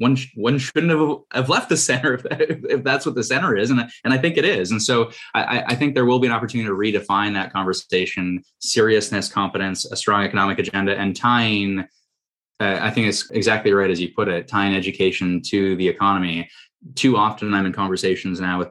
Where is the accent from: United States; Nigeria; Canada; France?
Canada; Toronto, Ontario; I'm from Toronto